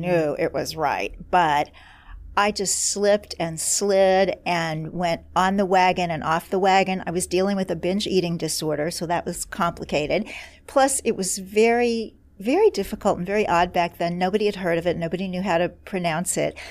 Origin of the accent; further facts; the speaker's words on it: Kansas City, Missouri, United States; moved away; my hometown of Kansas City, Missouri